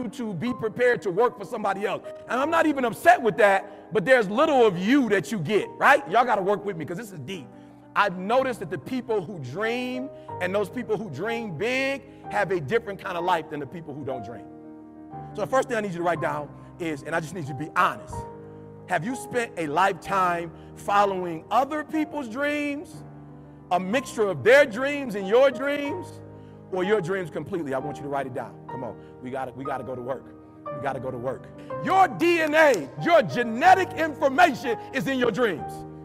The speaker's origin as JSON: {"language": "English", "town": "Detroit", "region": "Michigan", "country": "United States", "said": "I'm from Detroit"}